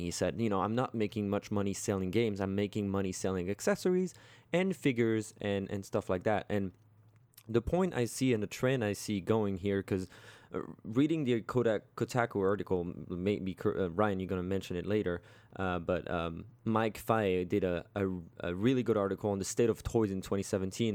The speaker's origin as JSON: {"language": "English", "country": "France", "tie": "born or raised there", "moved": "yes", "said": "back in my hometown"}